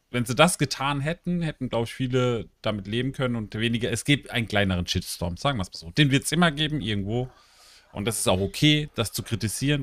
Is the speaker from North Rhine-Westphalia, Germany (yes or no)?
no; Karlsruhe, Baden-Württemberg, Germany; ich bin aus Karlsruhe